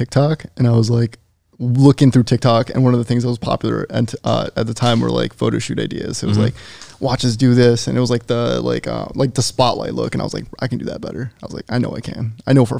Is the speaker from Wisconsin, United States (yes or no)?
yes; Wisconsin, United States; moved away as an adult; now in California, United States; my hometown's 20,000 people